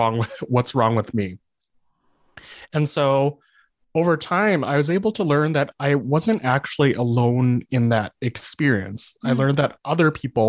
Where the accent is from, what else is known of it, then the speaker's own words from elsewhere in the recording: Calgary, Alberta, Canada; also born or lived in Lethbridge; I was born and raised in Calgary, but then I moved to Lethbridge to go to the university there.